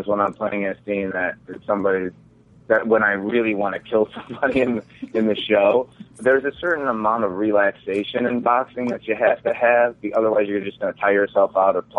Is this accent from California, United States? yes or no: no; Chicago, Illinois, United States; I grew up in Chicago